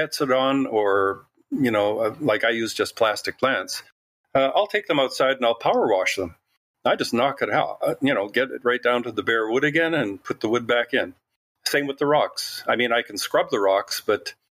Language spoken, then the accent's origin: English; Canada; Well, I am. Can you tell my accent?